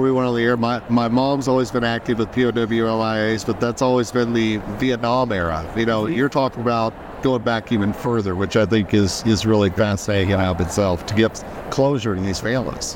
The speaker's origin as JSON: {"language": "English", "region": "Oklahoma", "country": "United States", "tie": "born or raised there", "said": "I grew up in Oklahoma"}